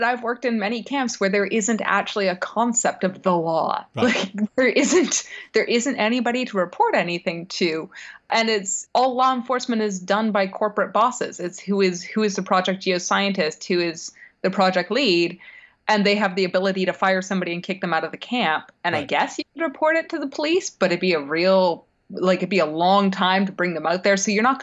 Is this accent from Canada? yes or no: yes; Canada; also born or lived in United States; I'm Canadian American